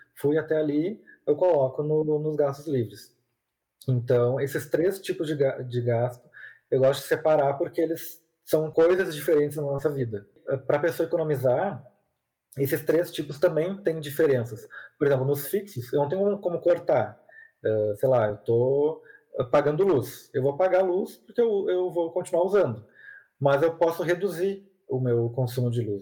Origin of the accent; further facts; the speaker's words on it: Porto Alegre, Rio Grande do Sul, Brazil; eu sou aqui de Porto Alegre